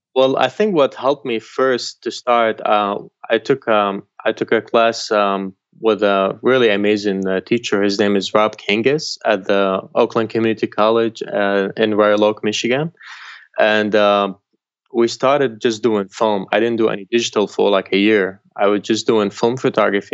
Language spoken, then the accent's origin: English; Syria; now in United States; where I grew up, in Syria, I grew up outside Damascus